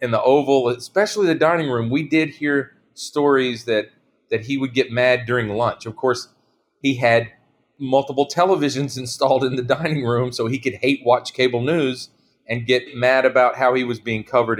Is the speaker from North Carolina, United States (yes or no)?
yes; North Carolina, United States; my home state of North Carolina